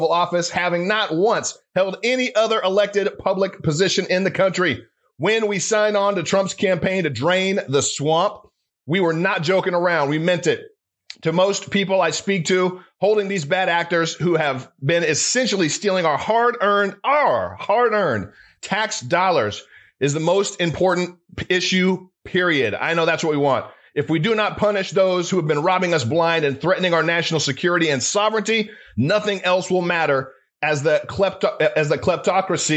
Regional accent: California, United States; moved away; It's my home state, my home city. I was born and raised there. I'm a California kid.

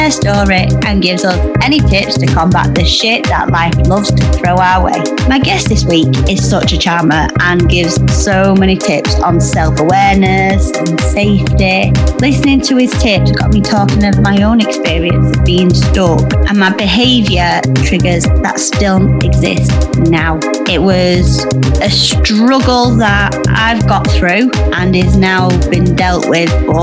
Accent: Yorkshire and the Humber, United Kingdom; accent: Yorkshire; my accent, which is the Yorkshire accent

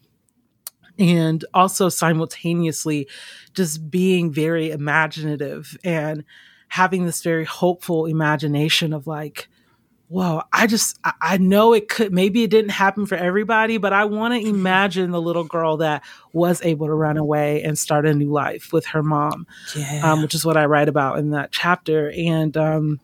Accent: Georgia, United States; also born or lived in Mississippi; growing up in Georgia, I mean, I have those very specific memories

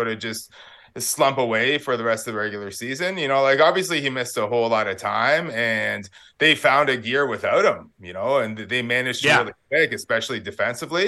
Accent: Parry Sound, Ontario, Canada; moved away as an adult; also born or lived in Toronto; now in Sudbury, Canada; We're from Wasoxing First Nation, which is near Parry Sound. And, you know, interestingly enough, like when I was growing up in the 80s, we didn't have any hydro or running water in our house

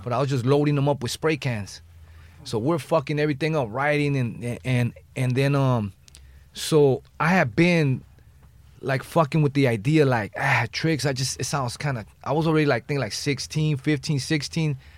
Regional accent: Los Angeles, California, United States; I'm from the West Side

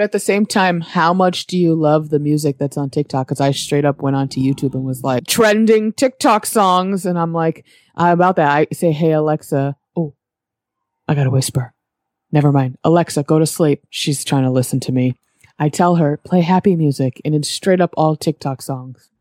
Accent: New England, United States; I'm from New England, which means there's seasons

